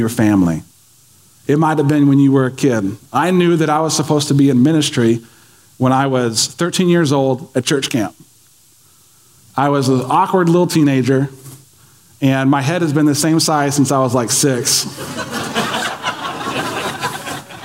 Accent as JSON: {"language": "English", "country": "United States", "said": "as American Christians"}